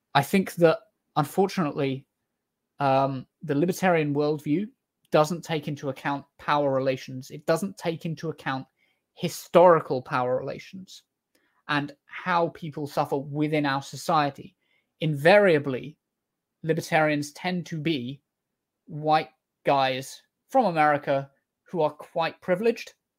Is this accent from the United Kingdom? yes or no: yes; United Kingdom; I'm British